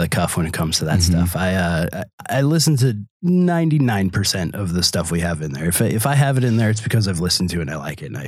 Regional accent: Green Bay, Wisconsin, United States; moved away as an adult; also born or lived in Arcata, California; now in Door County, United States; I grew up in Green Bay

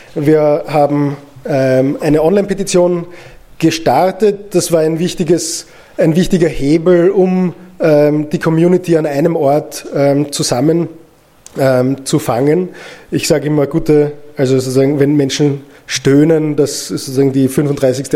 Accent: Austria; ich als Österreicher

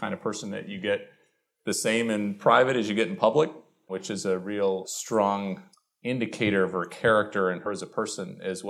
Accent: Illinois, United States; also born or lived in Ecuador / Chile / Brazil; I was born in Ecuador, lived in Chile, and lived in Brazil, and then moved to a small town in Illinois, which I'll get to in a minute.

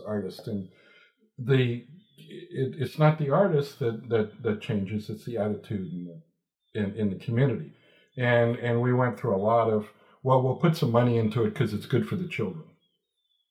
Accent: New York City, New York, United States; now in St. Petersburg, United States; I'm from New York City.

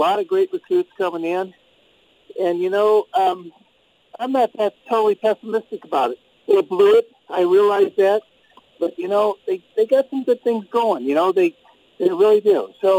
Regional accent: St. Louis, Missouri, United States; also born or lived in Portland, Oregon; now in Phoenix, United States; I grew up in St. Louis. I lived in Portland for 5 years, and I just retired to Phoenix

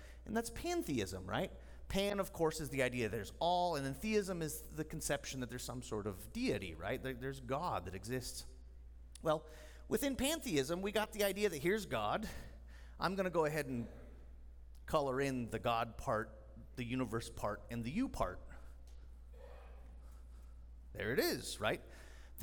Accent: United States; I'm an American

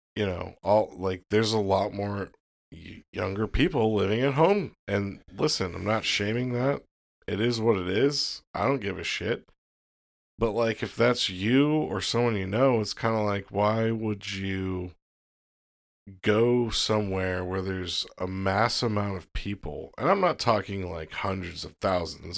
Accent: Florida, United States; I was born in Florida

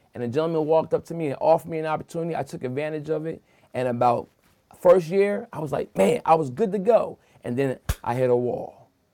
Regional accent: Wilmington, Delaware, United States; I'm born and raised in Wilmington, Delaware

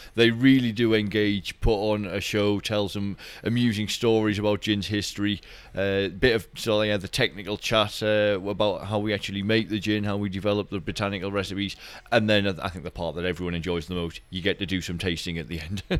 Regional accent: Durham, North East England, United Kingdom; moved away as an adult; now in Edinburgh, United Kingdom; this is my hometown in Durham, uh, Northeast England.

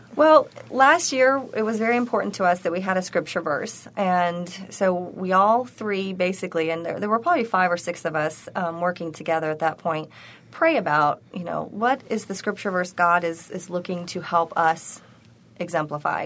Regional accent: Tennessee, United States; also born or lived in Arkansas; now in Buffalo, United States; I'm originally from Tennessee

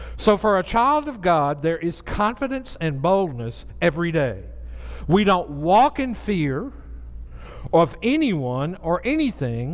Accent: the South, United States; moved away; I grew up in the South

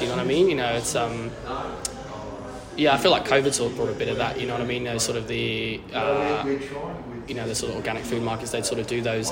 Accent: Cornwall, South West England, United Kingdom; moved away as an adult; now in Melbourne, Australia; grew up Cornwall, left left Cornwall when I was 19

